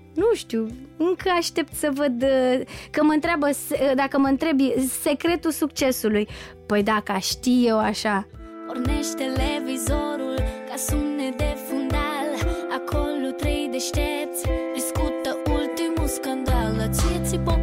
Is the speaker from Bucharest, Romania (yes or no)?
no; Neptun, Constanța County, Romania; copilăria mea la Neptun